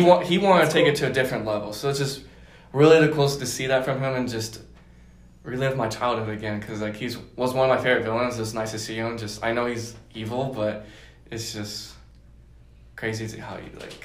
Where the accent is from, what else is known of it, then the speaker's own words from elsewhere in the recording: Denver, Colorado, United States; moved away as an adult; I am from Denver, Colorado